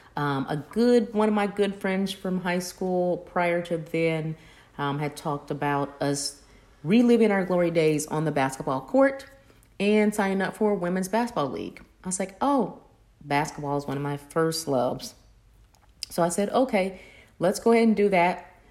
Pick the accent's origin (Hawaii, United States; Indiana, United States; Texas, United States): Indiana, United States; Kokomo; moved away; my hometown of Kokomo